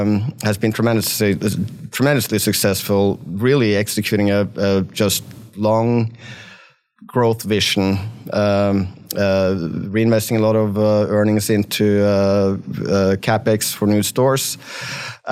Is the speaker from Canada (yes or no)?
no; Norway; accent: West Texas; moved away as an adult; also born or lived in Texas; now in United States; I'm originally from Norway. So I grew up in Norway and, did my military service there. And then I came over here to go to college, and I went to University of Texas and, became a Texan.